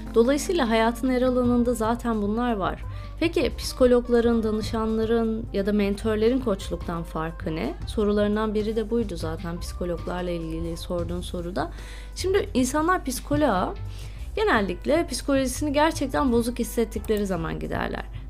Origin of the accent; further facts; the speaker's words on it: İzmir, Turkey; moved away as an adult; also born or lived in Balıkesir / Istanbul; now in United Kingdom; ilk 18 yılımı İzmir'de yaşadım